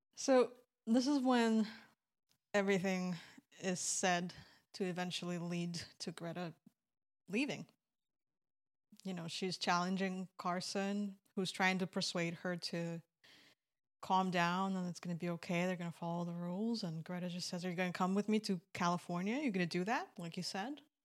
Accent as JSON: {"language": "English", "country": "Belarus", "tie": "born or raised there", "moved": "yes", "said": "When I was growing up in Belarus"}